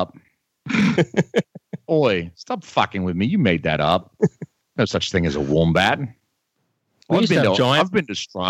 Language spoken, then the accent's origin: English; New England, United States; because I'm fucking from New England, motherfucker.